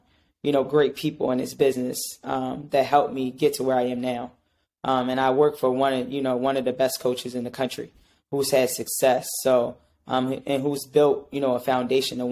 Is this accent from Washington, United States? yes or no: no; Baltimore, Maryland, United States; moved away as an adult; also born or lived in Delaware / Massachusetts; now in New York, United States; I'm from Maryland, from Baltimore.